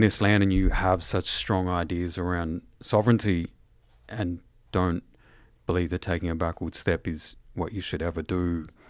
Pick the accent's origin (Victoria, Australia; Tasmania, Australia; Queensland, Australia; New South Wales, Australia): Victoria, Australia; Shepparton; also born or lived in Mooroopna; I was born in the township by the name of Shepparton, and I was raised, um, in the Shepparton area